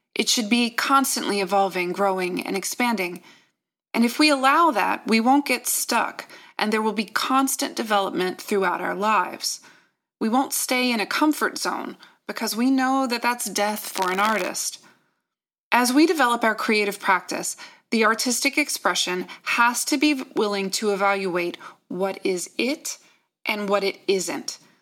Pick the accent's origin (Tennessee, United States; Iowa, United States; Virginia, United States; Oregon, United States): Virginia, United States; I'm from Virginia